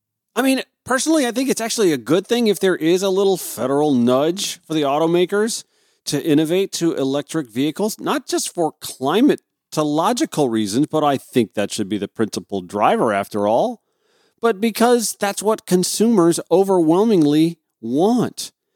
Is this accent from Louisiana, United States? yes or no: no; Grovetown, Georgia, United States; From my hometown of Grovetown, Georgia, this is a 911 call.